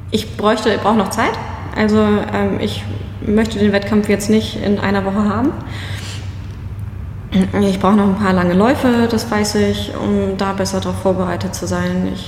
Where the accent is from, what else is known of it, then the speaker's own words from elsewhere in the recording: Schleswig-Holstein, Germany; Ich bin eh, ich komme aus Schleswig-Holstein, ne?